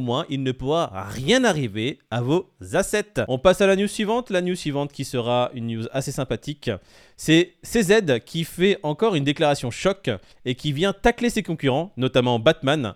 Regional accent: France; on est français

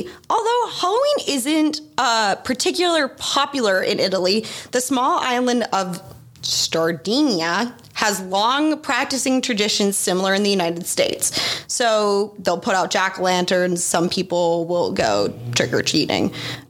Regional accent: Australia; because I grew up in Australia and we don't have it.

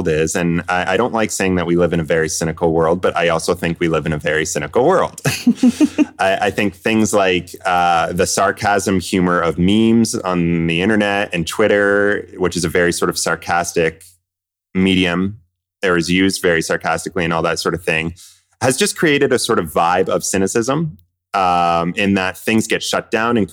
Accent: Kingston, Ontario, Canada; moved away as an adult; also born or lived in Vancouver; I grew up in Kingston, Ontario, so from all over Kingston

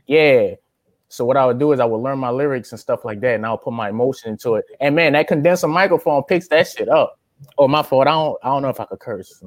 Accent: Louisiana, United States; moved away as an adult; also born or lived in Tustin, California; now in California, United States; I'm from Louisiana

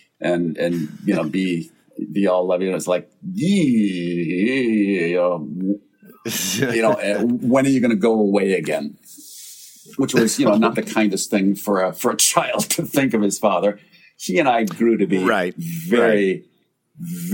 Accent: Wisconsin, United States; also born or lived in Dearborn, Michigan; I didn't grow up in Michigan. I grew up in Wisconsin. I was born in Michigan. I was born outside of Detroit

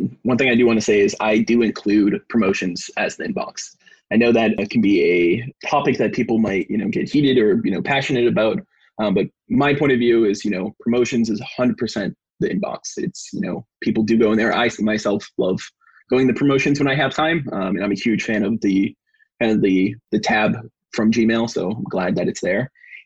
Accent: East Coast, United States; Born and raised in East Coast

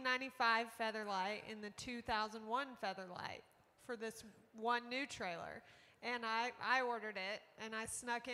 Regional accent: Pampa, Texas, United States; I am from Pampa.

